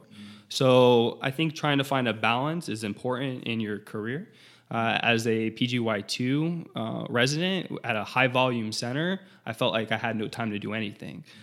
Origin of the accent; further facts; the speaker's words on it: South Florida, United States; I'm from South Florida